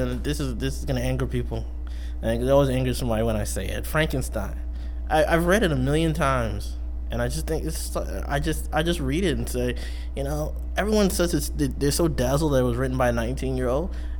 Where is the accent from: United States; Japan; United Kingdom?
United States; Beverly; And, you know, as I grew up in Beverly, I was reading Beverly Cleary as an elementary school student